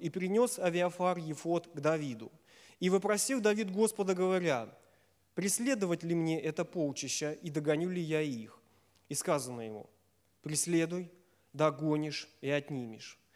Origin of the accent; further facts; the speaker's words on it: Safonovo, Smolensk Oblast, Russia; я из Сафонова